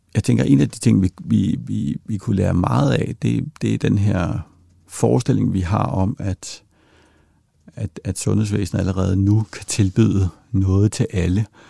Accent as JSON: {"language": "Danish", "country": "Denmark", "said": "vi tager for givet som danskere"}